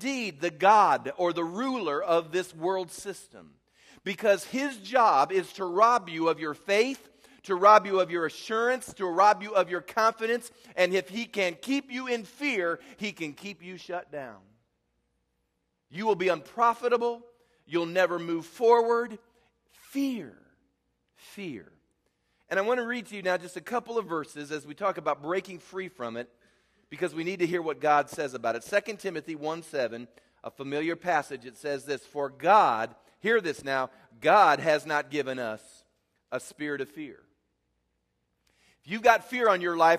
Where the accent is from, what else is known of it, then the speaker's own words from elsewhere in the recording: Midwest, United States; I grew up in the Midwest